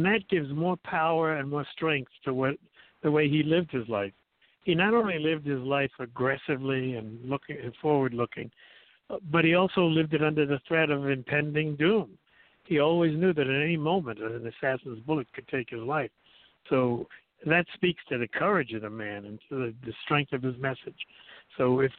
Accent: United States; being an American

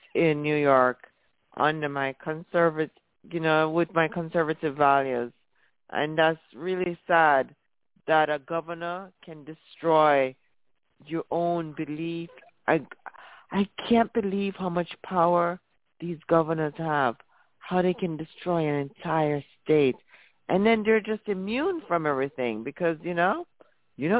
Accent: Jamaica; now in United States; when I was a little girl growing up in Jamaica

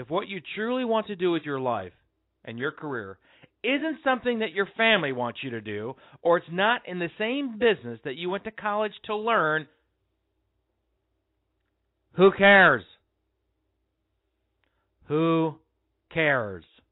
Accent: Colorado, United States; I grew up in Colorado

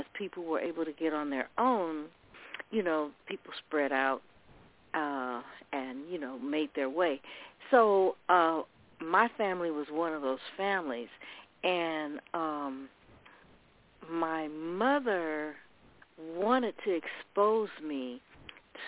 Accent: Oakland, California, United States; I grew up in Oakland

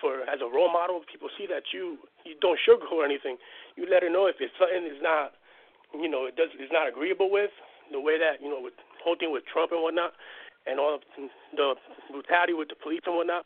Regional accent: New Jersey, United States; moved away; I'm originally from Jersey

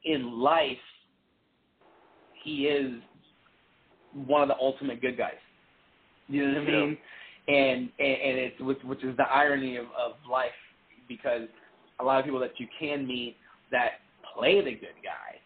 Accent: Texas, United States; also born or lived in Puerto Rico; I grew up in the South, I grew up in Texas

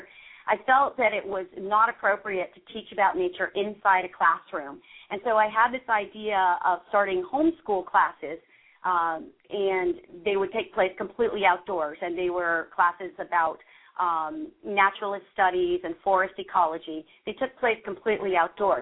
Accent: Montclair, New Jersey, United States; I grew up in Montclair, New Jersey, which is kind of a suburban area

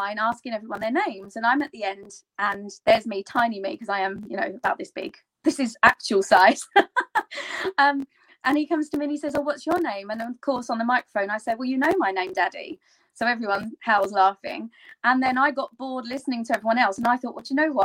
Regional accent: London, United Kingdom; I'm here in London, my hometown

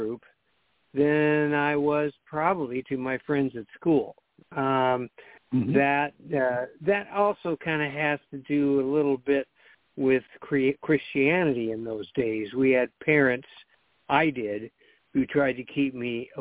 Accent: Pasadena, California, United States; We know each other from growing up in the Pasadena area and going to Lake Avenue Congregational Church

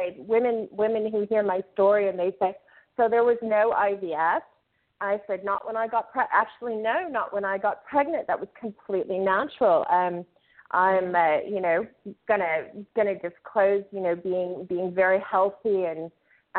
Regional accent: United States; moved away as an adult; now in Lebanon; I'm a displaced American

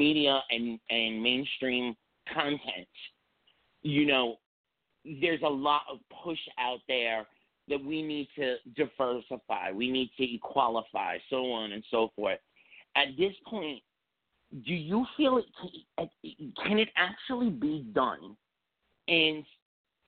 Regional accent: New York City, New York, United States; I grew up in New York City

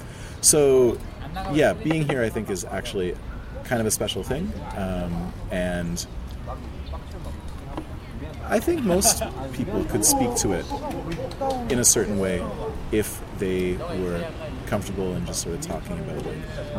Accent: Montreal, Quebec, Canada; also born or lived in Western Canada / Central Canada; Yeah, but I lived in Western Canada for 9 years and I was born in Central Canada.

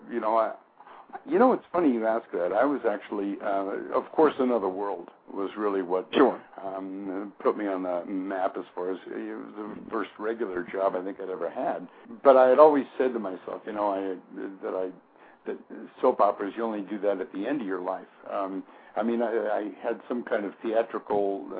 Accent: San Rafael, California, United States; moved away as an adult; also born or lived in Hawaii; now in Massachusetts, United States; I was born in Northern California in a little town called San Rafael, which probably isn't so little anymore

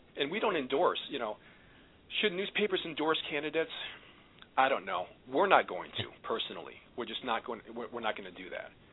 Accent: Watertown, New York, United States; I was actually born and raised in Watertown, New York, up north a little bit

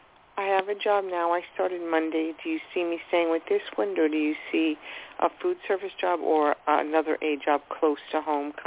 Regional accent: Long Island, New York, United States; I'm from Long Island.

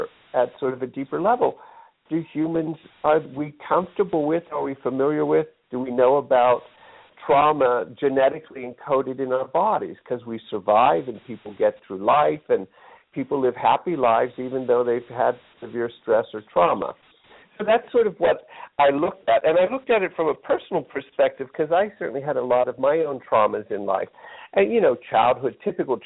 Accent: Pittsburgh, Pennsylvania, United States; moved away; I grew up in Pittsburgh, Pennsylvania

